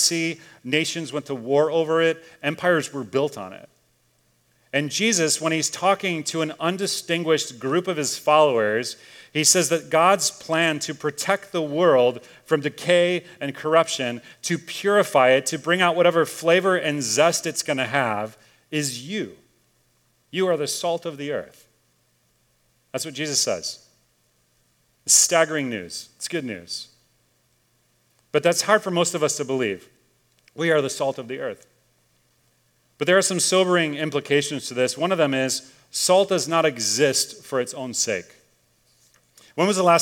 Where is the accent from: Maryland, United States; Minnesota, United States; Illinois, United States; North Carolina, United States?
Illinois, United States; Chicago; moved away; I grew up in Chicago